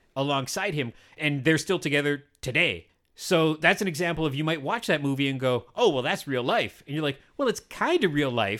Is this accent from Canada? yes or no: yes; Canada; I'm a Canadian, white, middle-aged, brown-haired, heterosexual